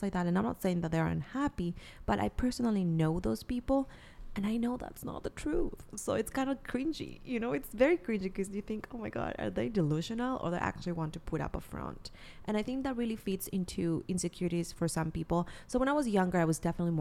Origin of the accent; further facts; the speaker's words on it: Peru; moved away; I'm from Peru. So not only I have a few friends there, but my family is there